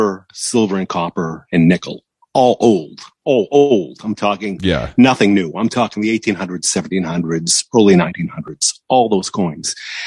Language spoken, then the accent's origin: English; Massachusetts, United States; also born or lived in Los Angeles, California; now in Santa Ynez Valley, United States; Like I grew up in Massachusetts